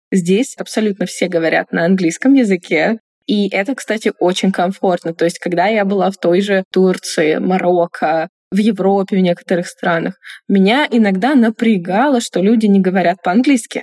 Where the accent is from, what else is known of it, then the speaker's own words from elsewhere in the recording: Chelyabinsk, Chelyabinsk Oblast, Russia; moved away as an adult; also born or lived in Tunisia; я из Челябинска